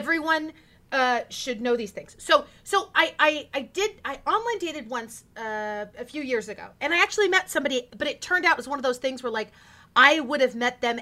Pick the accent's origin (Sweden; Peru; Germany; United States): United States; Porterville, California; I was raised in the Central Valley of California